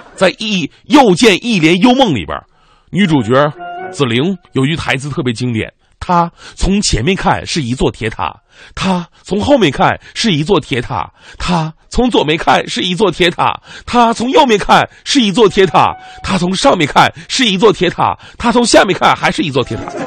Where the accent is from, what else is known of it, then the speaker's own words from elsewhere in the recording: Northeast China, China; accent: Northeastern Mandarin (东北话); 努尔哈赤应该是纯东北老爷们儿，对不对？我老乡啊